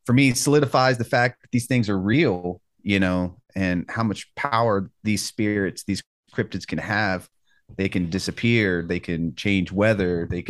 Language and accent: English; Tulsa, Oklahoma, United States; I'm also Muscogee Creek. I'm from Tulsa, Oklahoma. I guess I should say on the Muscogee Reservation.